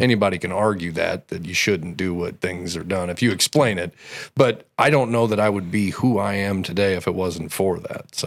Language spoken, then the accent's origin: English; Belleville, Illinois, United States; I was born in Belleville.